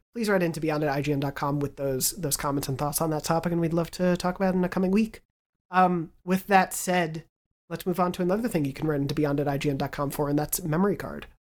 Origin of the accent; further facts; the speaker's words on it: Long Island, New York, United States; moved away; Growing up on Long Island